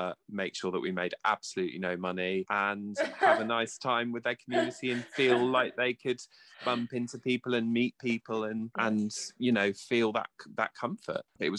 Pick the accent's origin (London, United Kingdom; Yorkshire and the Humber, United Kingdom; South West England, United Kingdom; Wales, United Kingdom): South West England, United Kingdom; Poole; I grew up in Poole in Dorset and was born in 1985, so I'm of a similar vintage to Ronnie. And I went to a boys' grammar school in Poole